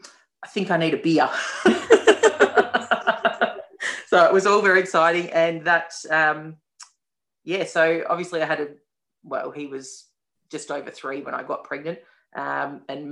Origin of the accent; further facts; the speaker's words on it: Melbourne, Victoria, Australia; I'm from Melbourne